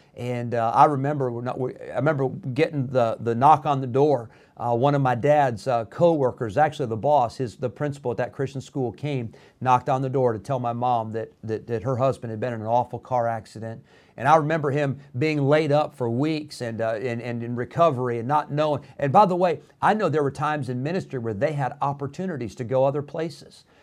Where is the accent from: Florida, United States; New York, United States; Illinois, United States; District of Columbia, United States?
Illinois, United States; Rockford; also born or lived in California; we moved to Rockford, Illinois. My dad was planted there in Rockford, Illinois for 16 years.